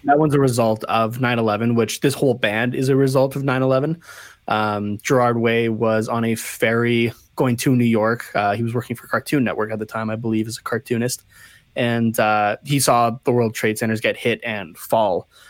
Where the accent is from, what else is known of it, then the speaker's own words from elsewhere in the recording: Canada; being Canadian